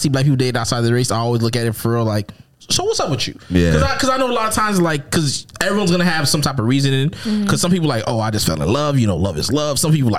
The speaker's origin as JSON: {"language": "English", "region": "Minnesota", "country": "United States", "tie": "born or raised there", "said": "if I grew up in Minnesota, my nigga, there's only two black people here. Me and my sister."}